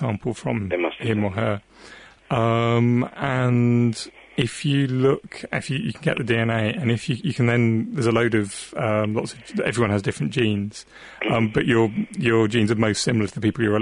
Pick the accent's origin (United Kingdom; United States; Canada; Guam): United Kingdom; South Devon, South West England; moved away; I grew up in South Devon, right on the coast